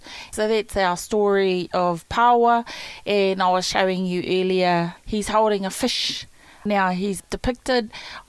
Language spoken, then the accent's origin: English; Muriwai, Gisborne, New Zealand; I am 46 years old, but here at Muriwai, for a time I went between living with my mother, who lived just down the road from the marae, and my grandparents.